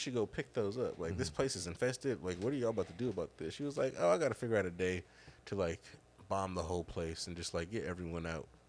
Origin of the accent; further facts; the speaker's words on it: Cleveland Heights, Ohio, United States; we are in Cleveland Heights. Where are you from? I was like, I lived in this area my whole fucking life.